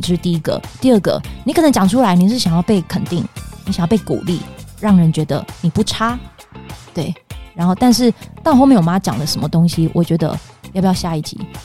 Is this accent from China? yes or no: no; Pingtung County, Taiwan; moved away; 因为我是屏东人，所以我又觉得我想要就是离屏东稍微近一点点